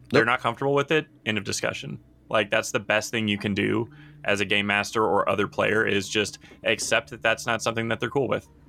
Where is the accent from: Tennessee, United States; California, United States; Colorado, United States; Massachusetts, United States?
Tennessee, United States; Nashville; I grew up in Nashville